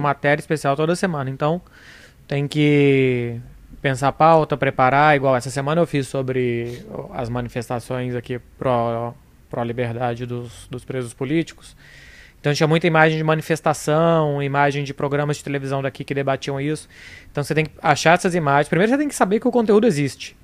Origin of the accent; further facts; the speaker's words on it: São Lourenço do Sul, Rio Grande do Sul, Brazil; eu sou de São Lourenço do Sul, no Rio Grande do Sul